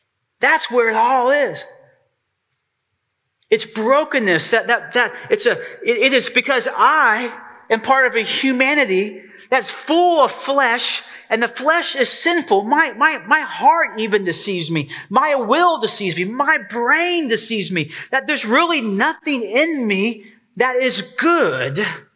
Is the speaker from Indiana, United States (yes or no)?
no; Texas, United States; now in East Tennessee, United States; I have to say that right. I'm so East Tennessee now. Rowboat, like a rowboat. I'm from Texas.